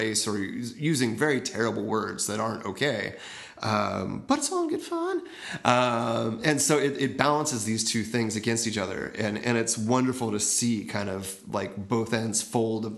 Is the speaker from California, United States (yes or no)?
yes; Oakland, California, United States; I grew up in the Oakland area